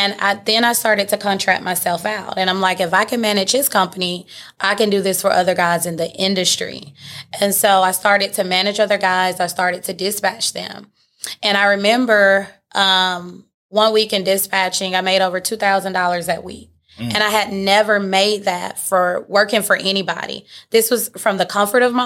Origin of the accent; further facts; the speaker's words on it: Atlanta, Georgia, United States; So I'm born and raised in Atlanta. I'm a Georgia peach